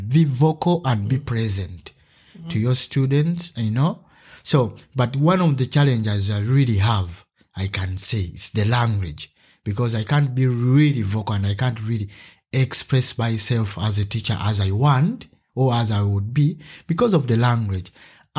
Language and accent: English; Uganda; now in Germany; I come from Uganda and I'm an artist. Yeah, I'm a simple man living in Germany right now